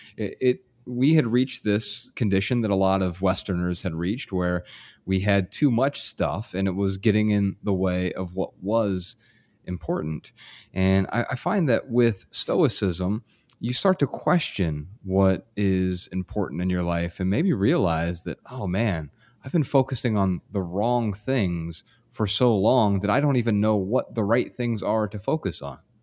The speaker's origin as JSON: {"language": "English", "town": "Dayton", "region": "Ohio", "country": "United States", "tie": "born or raised there", "said": "in my hometown right now, Dayton, Ohio"}